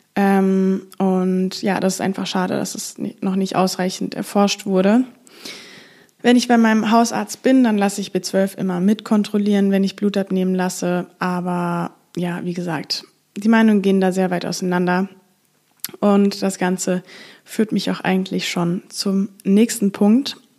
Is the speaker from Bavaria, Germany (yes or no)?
no; Frankfurt, Hesse, Germany; now in Amsterdam, Netherlands; Ich komme ursprünglich aus Frankfurt, lebe aber gerade in Amsterdam